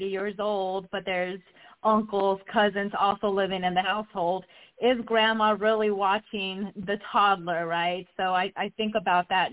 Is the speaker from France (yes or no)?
no; Guatemala; now in Lawrenceville, United States; the majority of us were born and raised in Guatemala